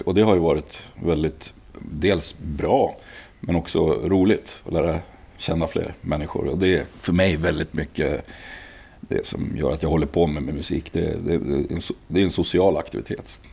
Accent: Gävle, Gävleborg County, Sweden; also born or lived in Uppsala; Jag är född i Uppsala, sen bodde jag ja, bott lite här och där. Men växte upp i Sätra

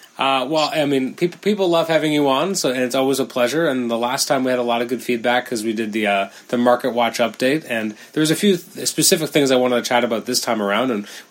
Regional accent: Canada; I am Canadian

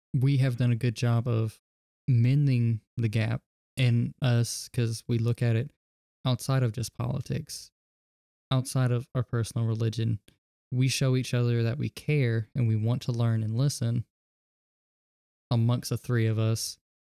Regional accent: the South, United States; I was raised in the South around a mid, uh, small, mid sized city

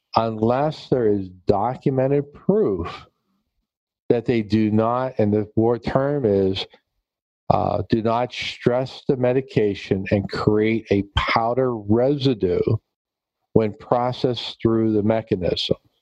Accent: Pennsylvania, United States; here in my home state in Pennsylvania

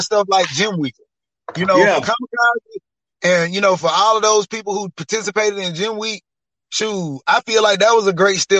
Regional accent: Mississippi, United States; I'm from Mississippi.

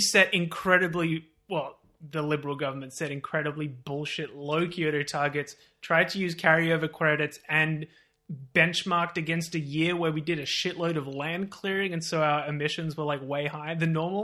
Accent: Australia

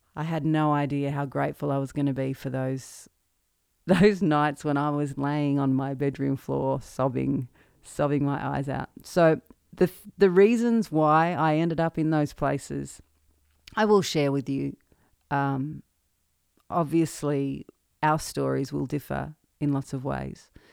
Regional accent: Maryborough?, central Victoria, Australia; moved away as an adult; now in Nashville, United States; Born and raised in Marupna, central Victoria, and, uh, moved to Nashville in twenty fifteen.

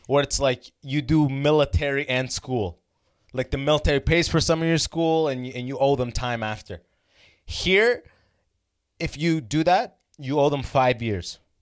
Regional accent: London, Ontario, Canada; London, where I grew up

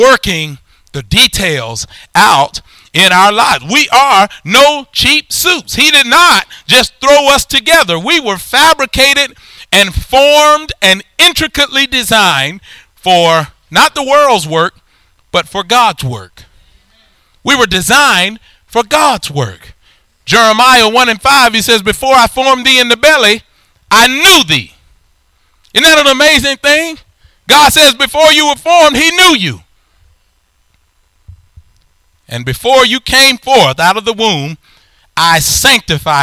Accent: Alabama, United States; I'm from Alabama

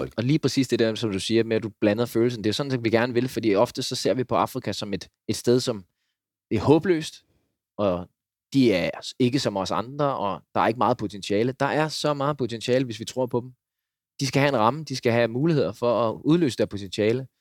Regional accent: Denmark; moved away as an adult; also born or lived in Uganda; hjemme i Danmark

